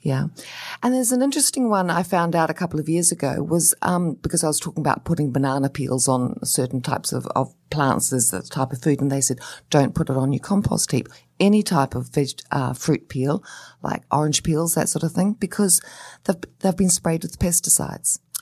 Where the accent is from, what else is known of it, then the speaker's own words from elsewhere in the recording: New Zealand; now in Australia; I say Hakea because I come from New Zealand